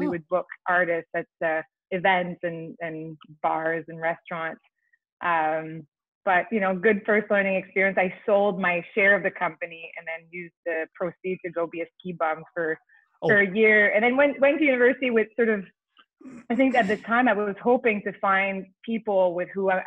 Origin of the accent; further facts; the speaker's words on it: Quebec, Canada; first language French; English is a second language; moved away as an adult; now in Toronto, Canada; I'm from Quebec. I grew up with a family of entrepreneurs.